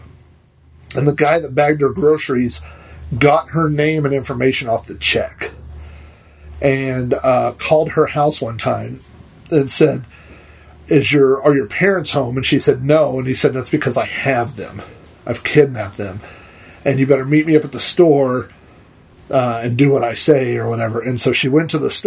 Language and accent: English; Yukon, Oklahoma, United States; we grew up in Yukon